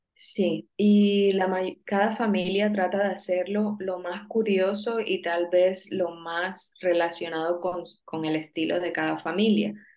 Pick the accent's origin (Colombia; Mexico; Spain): Colombia; soy de Colombia